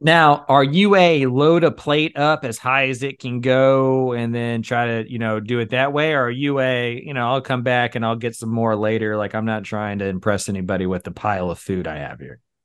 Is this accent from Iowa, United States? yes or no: no; Texas, United States; We're from Texas